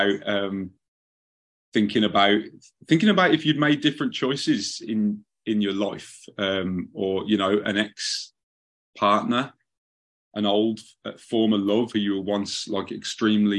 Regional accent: Birmingham, West Midlands, United Kingdom; moved away as an adult; also born or lived in Southern California; now in Los Angeles, United States; I was from the second city to London, which is Birmingham, England. I was born in a town just on the edge of Birmingham. And that's where I spent my youth.

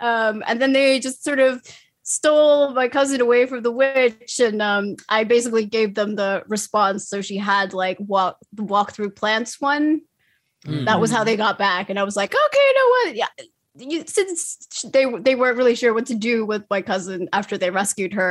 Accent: Finland; I'm from Finland

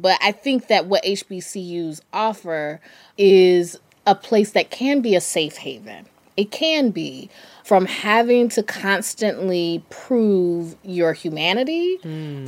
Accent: North Carolina, United States; I'm from North Carolina

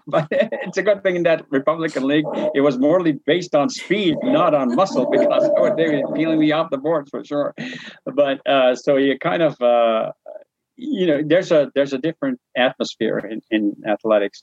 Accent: New Brunswick, Canada; I was from New Brunswick

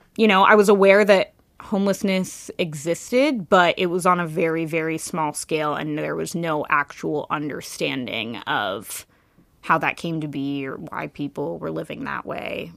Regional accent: Kirkland, Washington, United States; now in Seattle, United States; Yeah, so I grew up in Kirkland on the east side of Seattle. Um, I lived there my whole life until I moved to the city when I was twenty-five, twenty-six.

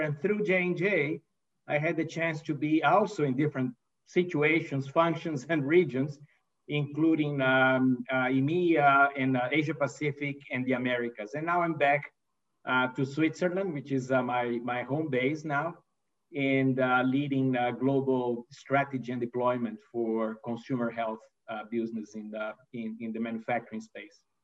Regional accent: Brazil; English is a second language; moved away as an adult; also born or lived in Italy / United States; I'm not a native English speaker, right? So I'm, uh, I was born in Brazil and raised in Brazil.

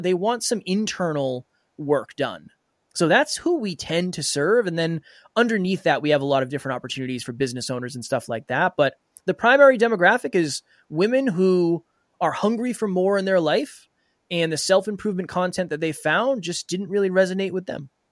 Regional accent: Uxbridge, Massachusetts, United States; I was raised in a very small town called Uxbridge in Massachusetts.

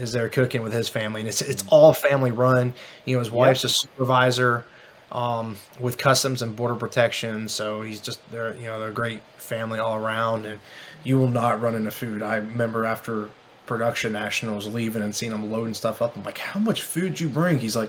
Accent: the South, United States; I'm from the South

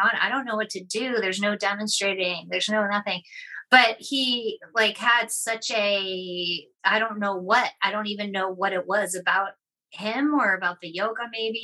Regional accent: Boston, Massachusetts, United States; now in Bellingham, United States; I'm from Boston

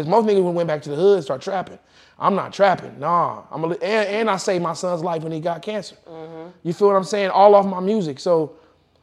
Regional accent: Kansas, United States; I'm from Kansas

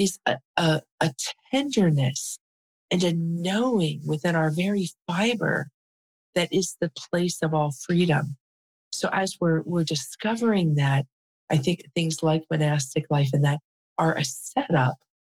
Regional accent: Cincinnati, Ohio, United States; moved away; also born or lived in California; I grew up in Cincinnati, Ohio.

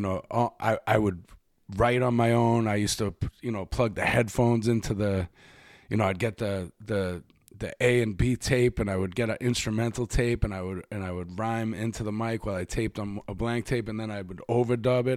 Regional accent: Boston, Massachusetts, United States; also born or lived in New York; now in Los Angeles, United States; the neighborhood that I grew up in in Dorchester

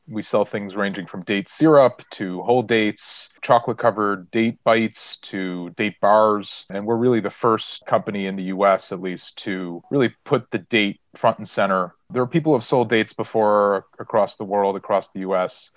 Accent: Chicago, Illinois, United States; I'm from Chicago

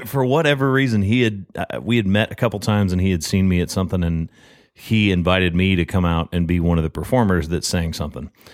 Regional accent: Murfreesboro, Tennessee, United States; moved away as an adult; also born or lived in Texas; now in Nashville, United States; I'm originally from Murfreesboro

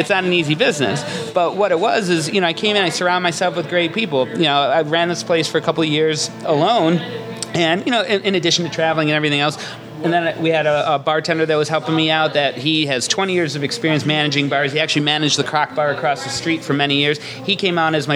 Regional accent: Buffalo, New York, United States; this is my hometown

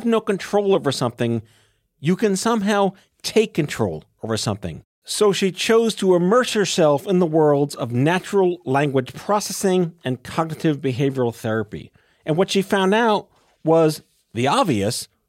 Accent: United States; as an American

